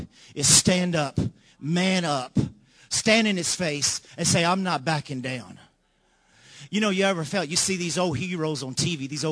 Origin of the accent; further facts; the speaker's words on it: Louisiana, United States; we're from Louisiana